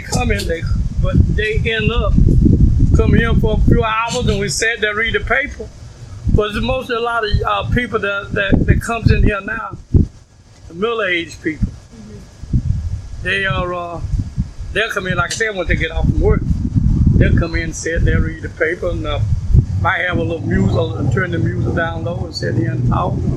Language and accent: English; Woodson, North Carolina, United States; moved away as an adult; now in Brooklyn, United States; I'm from Woodson, North Carolina. I lived on a farm in Woodson, North Carolina